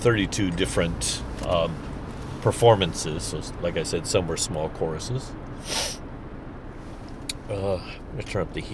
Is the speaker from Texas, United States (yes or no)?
no; St. Charles, Missouri, United States; I'm from the St. Louis area. I'm from St. Charles, which is just across the river from St. Louis County